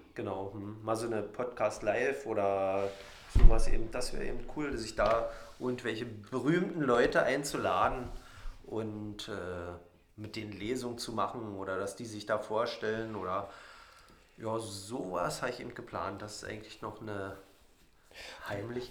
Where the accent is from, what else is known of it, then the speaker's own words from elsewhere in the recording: Radewiese, Brandenburg, Germany; also born or lived in Jänschwalde / Cottbus; mein kleines Dorf Radivis hat 78 Einwohner und da bin ich aufgewachsen